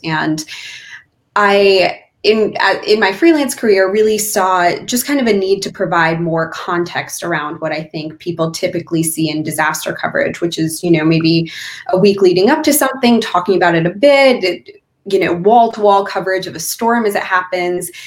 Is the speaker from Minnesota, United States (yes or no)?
no; California, United States; now in Pennsylvania, United States; my home state of California